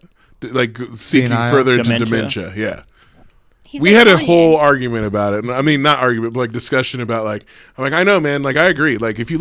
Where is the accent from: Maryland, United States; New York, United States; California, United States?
California, United States; now in Reno, United States; I grew up in California.